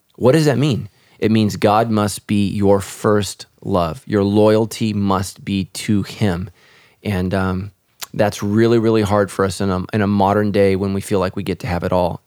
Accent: United States; my nationality is I'm American

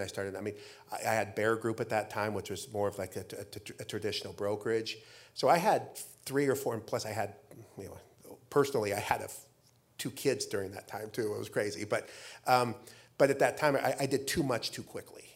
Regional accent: Idaho, United States; moved away as an adult; now in Arizona, United States; I grew up in Idaho

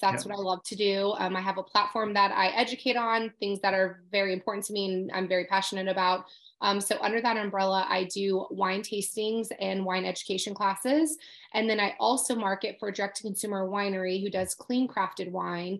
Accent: Southern California, United States; moved away; also born or lived in Los Angeles; I grew up in Southern California.

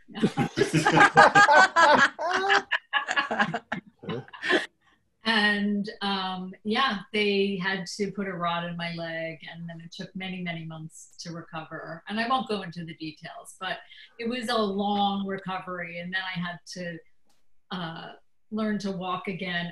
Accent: New York, United States; I'm from New York, which is also a great place for comedy

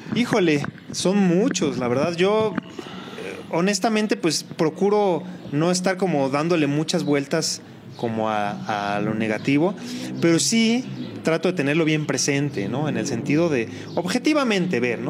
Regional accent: Colima, Mexico; yo soy de Colima

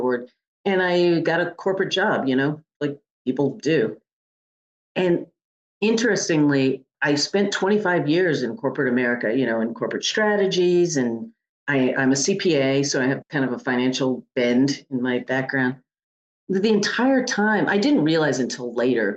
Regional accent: Connecticut, United States; moved away; I'm from the Northeast, from Connecticut

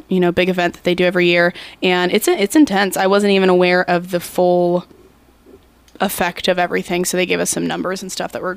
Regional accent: Tucson, Arizona, United States; moved away; I was born and raised in Tucson, Arizona

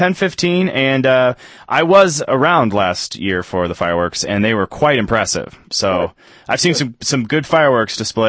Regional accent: Los Angeles, California, United States; moved away; I am from Los Angeles, and I haven't dealt with this kind of weather as much

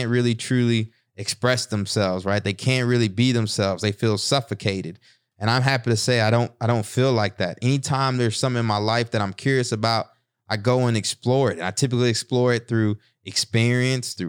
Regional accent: East Texas, United States; moved away; also born or lived in Newark, New Jersey; Being a kid growing up in East Texas

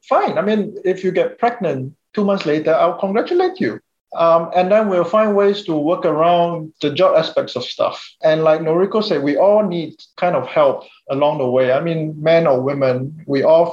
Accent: Singapore; I come from Singapore

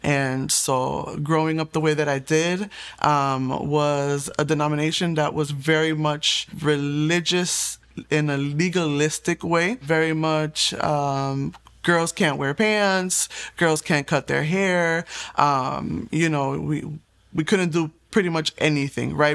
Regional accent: Puerto Rico; I was born in Puerto Rico

